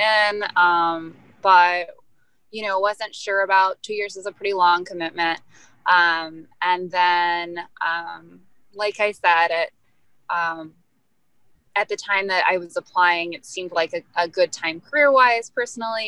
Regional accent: Kentucky, United States; also born or lived in Benin; now in Detroit, United States; I grew up in Kentucky

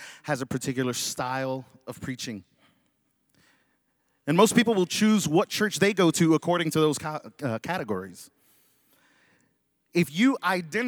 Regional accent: Dallas, Texas, United States; moved away; I was born and raised in Dallas, Texas, so I'm a Dallas Cowboy fan

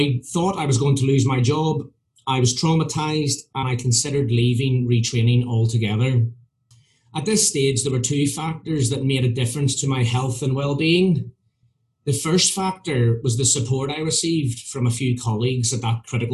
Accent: Belfast, Northern Ireland, United Kingdom; moved away; also born or lived in Scottish Highlands; my story begins growing up in Northern Ireland in the height of the Troubles in the 1970s.

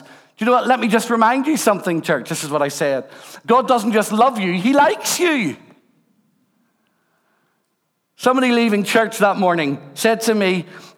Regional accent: Rathcoole, Northern Ireland, United Kingdom; also born or lived in Belfast; I was born and brought up in Rathcoole

